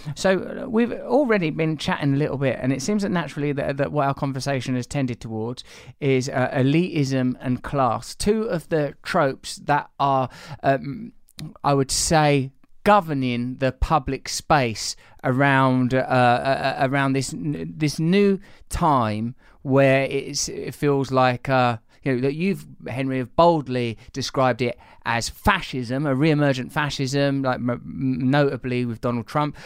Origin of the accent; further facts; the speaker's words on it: England, United Kingdom; I'm English, we're all from comparable blue collar or working class backgrounds